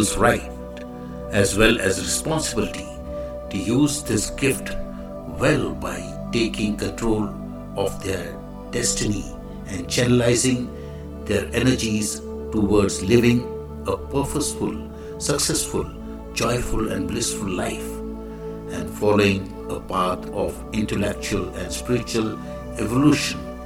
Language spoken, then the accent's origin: English; India; I am the Indian monk.